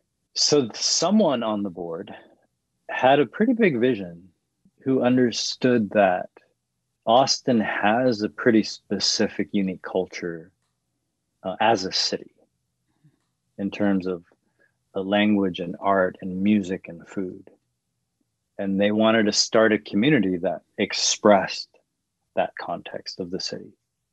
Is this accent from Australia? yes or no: no; Canada; Because culturally, I am Canadian.